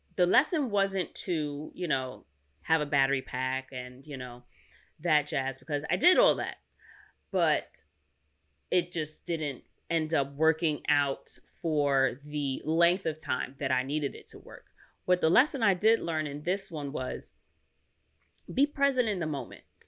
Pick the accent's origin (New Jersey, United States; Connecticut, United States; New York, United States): New York, United States; New York City; I'm from Queens, and we ain't got no mountains here